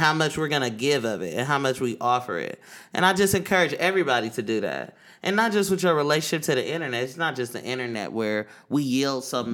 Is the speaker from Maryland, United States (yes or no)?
no; Oakland, California, United States; now in New York, United States; I'm from East Oakland, California, that deep East Oakland, California